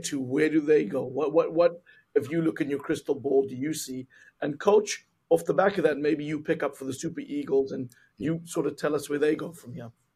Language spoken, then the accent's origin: English; South Africa; as a South African